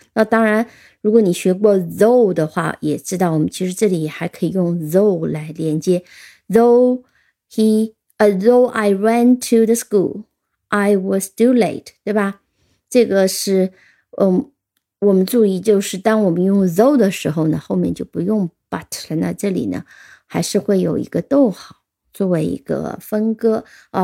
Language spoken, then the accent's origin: Chinese; China; 我们中国人